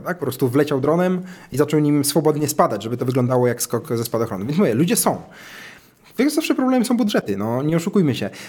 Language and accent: Polish; Dęblin, Lublin Voivodeship, Poland; moved away; w swoim mieście, mm, rodzinnej miejscowości, ja pochodzę z Dęblina, nie z Warszawy, więc to była dość mała miejscowość